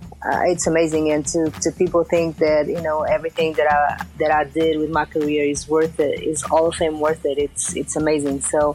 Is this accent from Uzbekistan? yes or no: no; Portugal; moved away; You know, growing up in Portugal, there in a very small city, it's a small country that is basically soccer dominated.